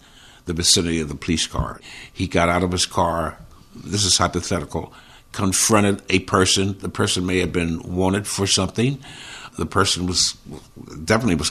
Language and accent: English; Philadelphia, Pennsylvania, United States; moved away as an adult; now in Connecticut, United States; born and raised in Philadelphia. I live in Connecticut. My family relocated here in 1980